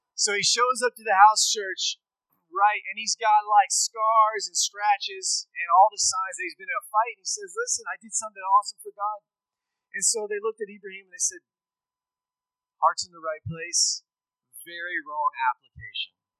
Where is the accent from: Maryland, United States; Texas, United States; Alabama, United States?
Texas, United States; Schulenburg; moved away as an adult; I grew up in Texas. Uh, I grew up in rural Texas. I'm from Schulenburg